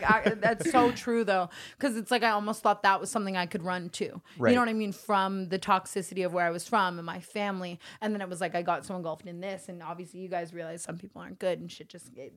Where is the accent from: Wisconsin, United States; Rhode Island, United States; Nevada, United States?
Nevada, United States; Las Vegas; moved away; I came from Vegas